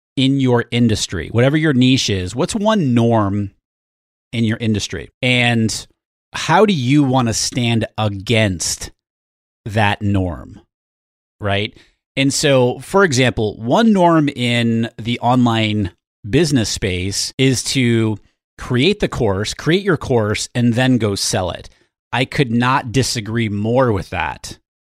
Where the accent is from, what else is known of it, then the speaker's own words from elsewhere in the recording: New Hampshire, United States; I grew up in New Hampshire. My mom is still in New Hampshire in the same house that I grew up